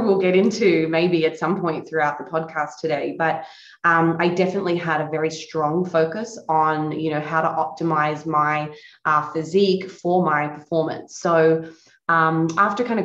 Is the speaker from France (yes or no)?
no; Australia; moved away as an adult; now in Florida, United States; I'm located in Florida, USA now, recently relocated in 2017. But I guess growing up in Australia